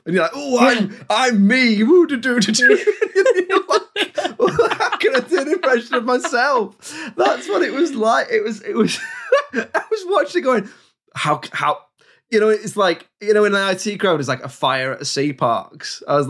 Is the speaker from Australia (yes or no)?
no; London, United Kingdom; Because I'm 8 and I'm from London.